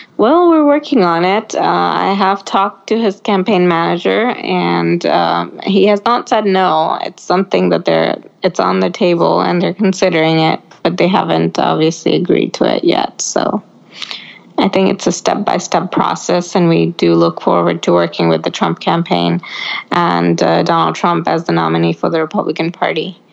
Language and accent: English; Oregon, United States; we grew up in Oregon and everybody around us was Democrat.